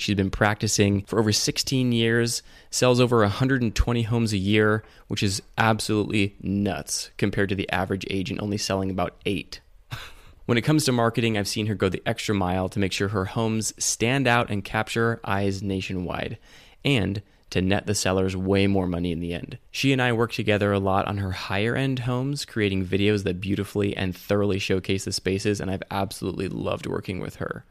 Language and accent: English; Ashland, Oregon, United States; also born or lived in Sacramento, California / Utah / Las Vegas, Nevada; we moved to Oregon. So Oregon's kind of my home